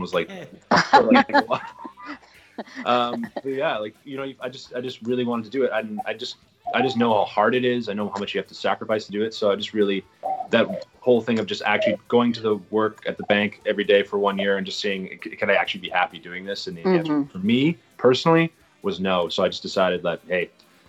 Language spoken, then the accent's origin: English; Calgary, Alberta, Canada; moved away as an adult; also born or lived in Toronto; now in New York City, United States; I consider Calgary my hometown, even though I wasn't born there. I was raised there pretty much